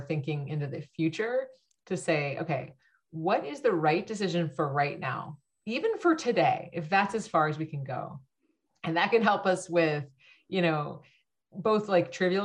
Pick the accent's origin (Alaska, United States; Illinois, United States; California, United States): California, United States; Bay Area; growing up in the Bay Area